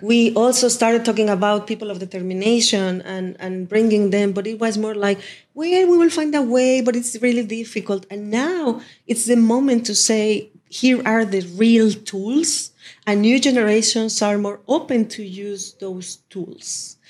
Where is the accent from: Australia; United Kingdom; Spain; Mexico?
Mexico; moved away; back in Mexico, in my hometown